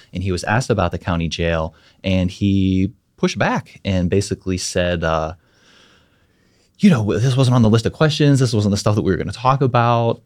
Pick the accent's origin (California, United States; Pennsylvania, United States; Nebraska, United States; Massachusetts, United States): Pennsylvania, United States; Mon Valley; I grew up in the Mon Valley